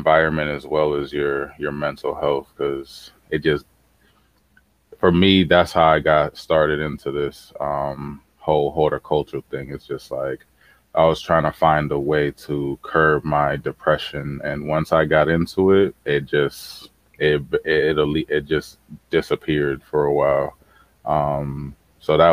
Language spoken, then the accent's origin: English; Boston, Massachusetts, United States; as a teenager growing up in Boston